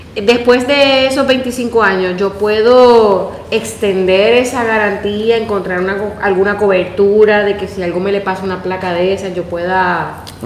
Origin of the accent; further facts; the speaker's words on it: Puerto Rico; moved away; yo vengo de Puerto Rico